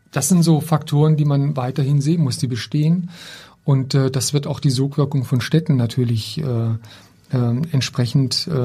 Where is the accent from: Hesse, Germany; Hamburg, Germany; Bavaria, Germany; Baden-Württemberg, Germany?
Baden-Württemberg, Germany; das sehe ich auch bei meiner Heimatstadt. Ich komme ja aus einem kleinen Ort im Schwarzwald